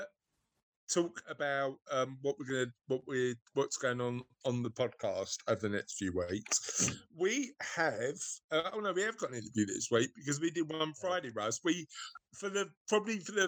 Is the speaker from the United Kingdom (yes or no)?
yes; United Kingdom; As we're all British.